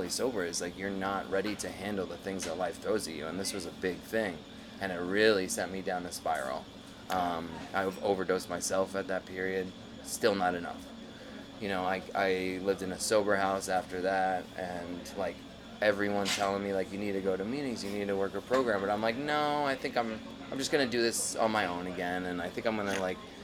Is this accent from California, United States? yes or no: no; New York City, New York, United States; I was born in Brooklyn